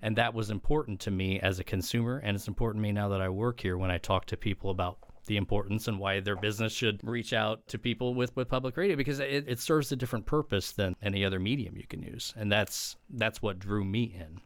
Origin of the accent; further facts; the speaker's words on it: Edwardsville, Illinois, United States; also born or lived in Missouri; I'm originally from the Saint Louis area, born and raised in Edwardsville, which is Metro East